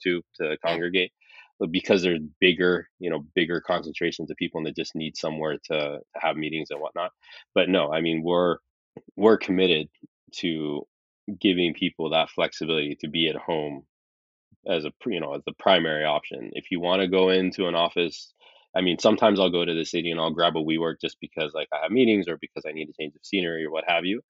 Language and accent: English; Saudi Arabia; also born or lived in California, United States; I was born in California, but I when I was six months old, we moved to Saudi because my dad is Saudi